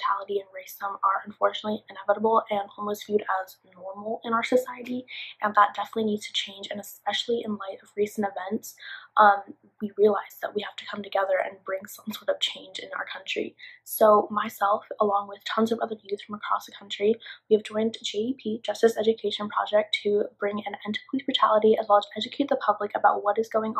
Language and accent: English; Atlanta, Georgia, United States; I'm 17 years old and I'm from Atlanta, Georgia.